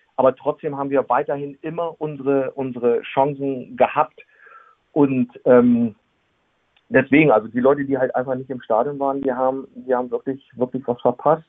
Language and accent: German; Gifhorn, Lower Saxony, Germany; now in Wolfsburg, Germany; ich bin äh, damals in Gifhorn geboren, bin dann äh, 2010 äh, nach Wolfsburg gezogen.